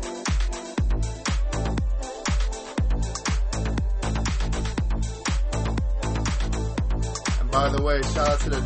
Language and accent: English; Baldwin Park, California, United States; I'm from the Baldwin Park area, Baldwin Park, California